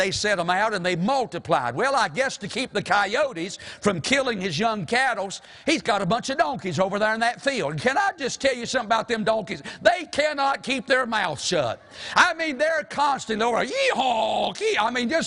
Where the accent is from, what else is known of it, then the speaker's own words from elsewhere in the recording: the South, United States; we're from the South